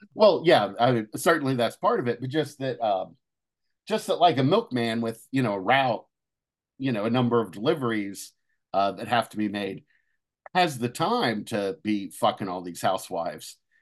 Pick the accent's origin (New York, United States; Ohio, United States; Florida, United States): Ohio, United States; Cincinnati; moved away; went back home, uh, to, uh, Cincinnati